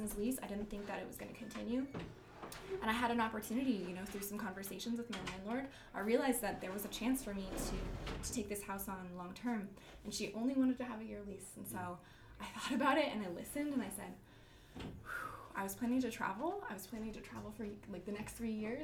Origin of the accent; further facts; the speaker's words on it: Oregon, United States; where I'm from Oregon